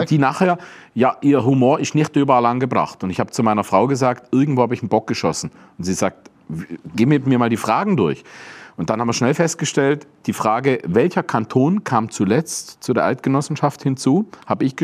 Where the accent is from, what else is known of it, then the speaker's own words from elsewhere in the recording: Tuttlingen, Baden-Württemberg, Germany; accent: Swabian; Als Schwabe, das ist wirklich so, wenn du aufwächst, ich bin in Tuttlingen aufgewachsen, also ein bisschen nebendran in Möhringen, das ist eigentlich schon badisch, aber in Tuttlingen die meiste Zeit in die Schule